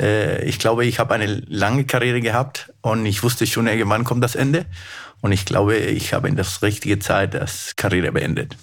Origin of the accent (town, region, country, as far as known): Peru; German is a second language; moved away as an adult; also born or lived in Germany; now in Munich, Germany